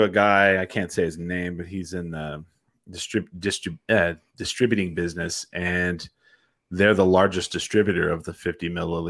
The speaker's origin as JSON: {"language": "English", "area": "Curry County", "region": "New Mexico", "country": "United States", "tie": "born or raised there", "also_born_or_lived": "Roosevelt County, New Mexico", "said": "I grew up in Curry County, and then I went to college in Roosevelt County."}